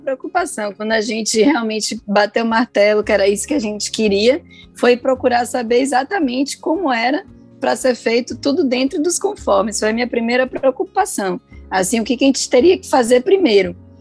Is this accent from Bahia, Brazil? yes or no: yes; Salvador, Bahia, Brazil; also born or lived in São Paulo; eu sou de Salvador, mas nascida em São Paulo